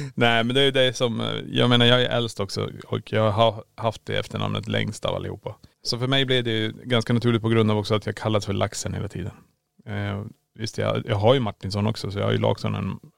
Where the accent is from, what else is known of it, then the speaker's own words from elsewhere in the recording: Kiruna, Norrbotten County, Sweden; now in Borås, Sweden; Vi är född och uppvuxen i Kiruna men vi bor i Borås.